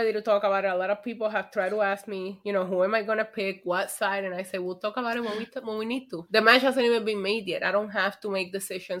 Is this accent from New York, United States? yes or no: yes; New York, United States; as a New Yorker